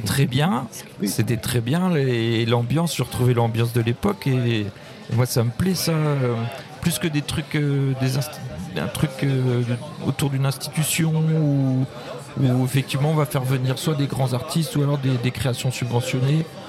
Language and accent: French; Brest, Brittany, France; also born or lived in Plabennec; je suis né à Brest